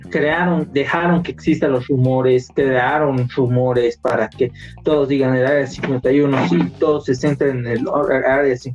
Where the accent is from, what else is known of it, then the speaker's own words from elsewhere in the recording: Bolivia; Y somos youtubers bolivianos, no los oigan, son funestos y estos son sus nombres.